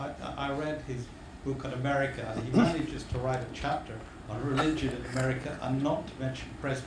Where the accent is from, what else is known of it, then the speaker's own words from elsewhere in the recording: Scotland, United Kingdom; as a Scot.